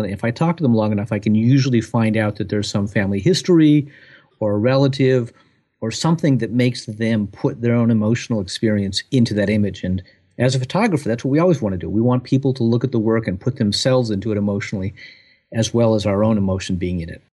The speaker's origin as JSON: {"language": "English", "region": "Southern California", "country": "United States", "tie": "born or raised there", "moved": "yes", "lives_now": "Providence, United States", "said": "growing up in Southern California"}